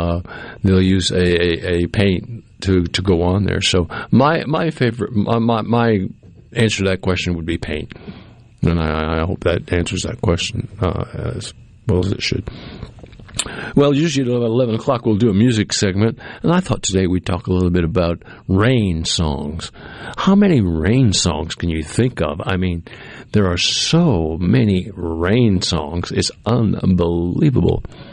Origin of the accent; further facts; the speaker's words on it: New England, United States; Well, I grew up in New England, so we heard snow songs a lot because up there they have a lot of snow.